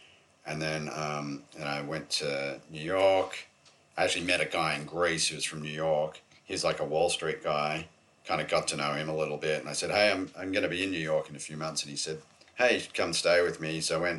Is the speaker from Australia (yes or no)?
yes; Australia; Other than I think being an Aussie, that probably helped.